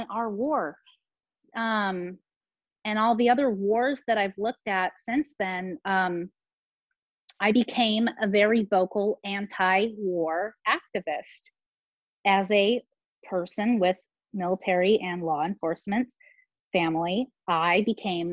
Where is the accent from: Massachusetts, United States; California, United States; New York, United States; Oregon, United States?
California, United States; San Diego; also born or lived in Placer County, California; I grew up in San Diego with a military family